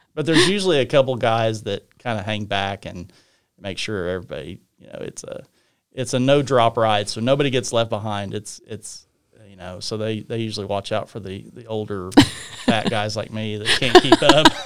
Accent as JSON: {"language": "English", "town": "Guthrie", "region": "Oklahoma", "country": "United States", "tie": "born or raised there", "also_born_or_lived": "Stillwater", "said": "this is where I was raised. This is my hometown."}